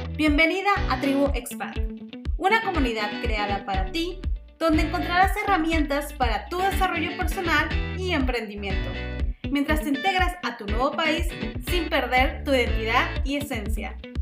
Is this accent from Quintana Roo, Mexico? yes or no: yes; Cancún, Quintana Roo, Mexico; also born or lived in Mérida, Yucatán, Mexico; now in Brownsville, United States; yo específicamente nací en Mérida y crecí en Cancún y vivo ahora en Brownsville, Texas